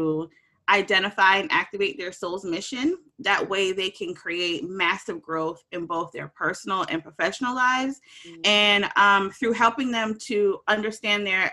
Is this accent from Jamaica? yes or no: yes; Jamaica; I'm Jamaican and you know, we have like the horns going too